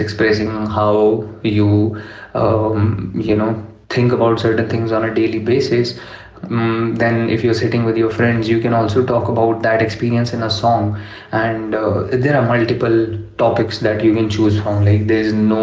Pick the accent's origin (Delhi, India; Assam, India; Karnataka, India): Delhi, India; English is a second language; now in Bangalore, India; I'm from Delhi